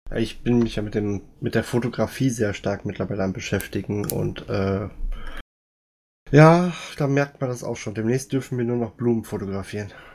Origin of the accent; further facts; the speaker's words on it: Siegen, North Rhine-Westphalia, Germany; moved away; ich wohne jetzt nicht mehr aus Siegen, ich komme aber aus Siegen